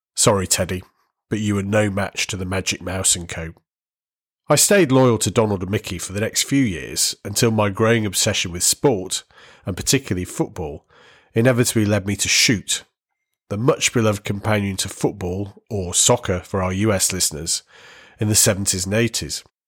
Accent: the Northwest, North West England, United Kingdom; Where I grew up in the Northwest, Granada was the I T V channel

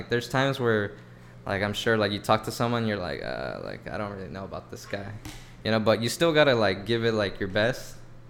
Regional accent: Long Beach, California, United States; Yeah, like, I was always from Long Beach.

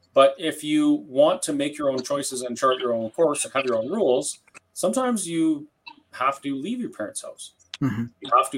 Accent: Canada; as a Canadian, if you go abroad and you go to a pharmacy, say in Germany

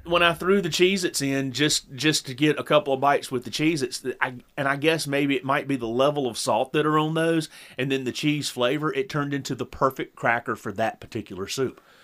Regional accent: the South, United States; as a Southerner

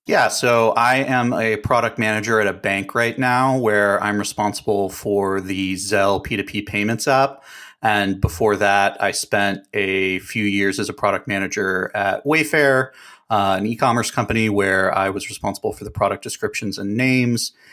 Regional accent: Dallas, Texas, United States; moved away; also born or lived in New Hampshire; I'm from Dallas originally

